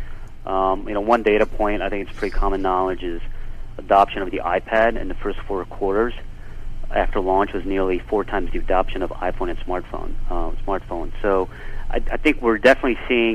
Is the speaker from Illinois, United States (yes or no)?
yes; Chicago, Illinois, United States; growing up in Chicago